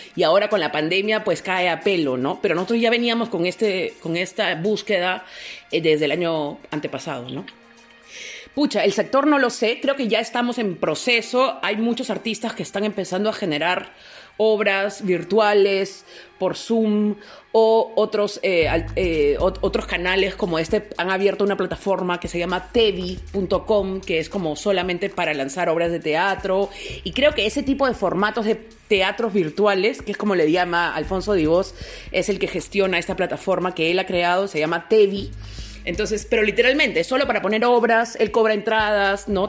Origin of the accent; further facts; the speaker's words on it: Peru; los peruanos somos